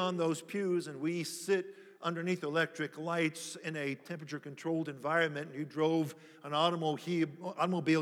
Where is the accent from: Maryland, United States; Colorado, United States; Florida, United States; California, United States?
Maryland, United States; near Annapolis, D.C.; We grew up in Washington, D.C., right outside of Washington, actually in Maryland by Annapolis.